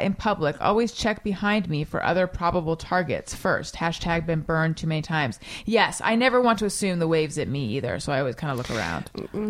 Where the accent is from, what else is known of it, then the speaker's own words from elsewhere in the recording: Orange County, California, United States; where we grew up on Coast Highway